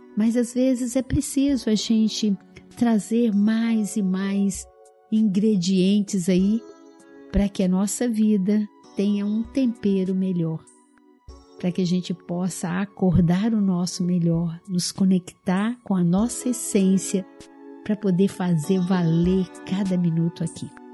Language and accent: Portuguese; Araújos, Minas Gerais, Brazil; moved away; Eu vim do interior de Minas, né, onde meus pais moram ainda, a cidadezinha de Araújos